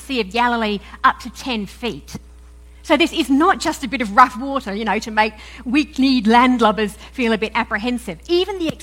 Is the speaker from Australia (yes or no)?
yes; Perth, Western Australia, Australia; accent: mix of Aussie and English; moved away; also born or lived in United Kingdom; I'm an Aussie, right? I was born and brought up in Perth in Western Australia, but then I also spent around about 10 years in various parts of the UK